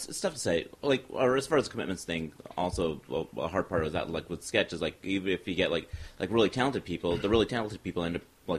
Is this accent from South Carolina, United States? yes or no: no; Salinas, California, United States; moved away as an adult; now in Los Angeles, United States; up near Monterey, Santa Cruz. I was an Army brat growing up. Then from like age 10 through 21, grew up there. And then the day after I turned 21, I was like, just got the hell out of Dodge and came down here.